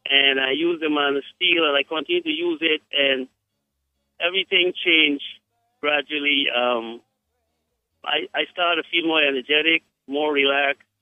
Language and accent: English; Guyana; I am from Guyana